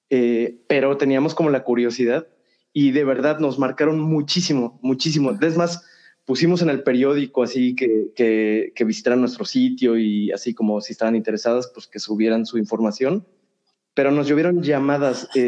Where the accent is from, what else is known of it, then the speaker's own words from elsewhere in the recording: Cuba; sí, soy de Cuba.